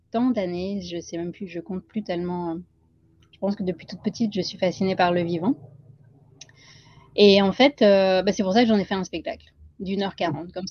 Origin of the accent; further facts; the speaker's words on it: Île-de-France, France; born there; Peut-être parce que je suis née en France, en région parisienne, mais que mes parents sont nés en Inde et que j'ai grandi entre ces deux cultures.